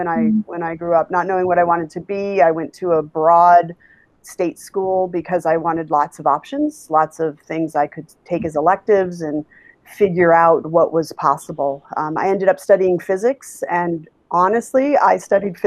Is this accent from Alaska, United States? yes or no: yes; Alaska, United States; now in Chicago, United States; I grew up in Alaska